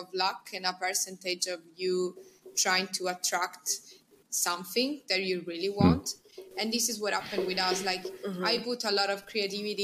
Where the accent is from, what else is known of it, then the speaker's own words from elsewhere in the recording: Messina, Sicily, Italy; English is a second language; moved away as an adult; also born or lived in Cambridge / Milan; our hometown, like in Messina